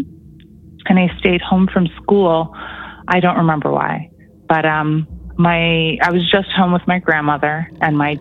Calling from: Toronto, Ontario, Canada; I'm calling from Toronto

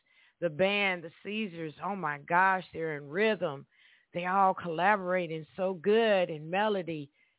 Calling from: Evansville, Indiana, United States; And I'm calling from Evansville, Indiana. Hey, Evansville natives out there.

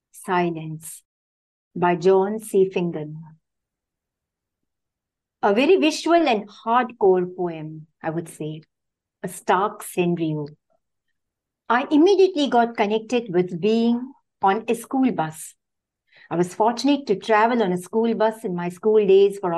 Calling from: South India, India; I'm joining from India, the South India.

